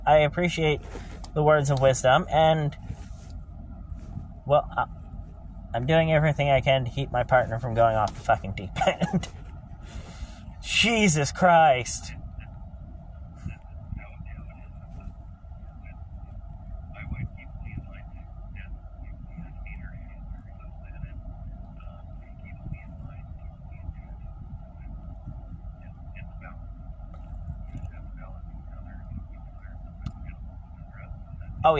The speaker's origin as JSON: {"language": "English", "region": "Maine", "country": "United States", "said": "I'm from Maine"}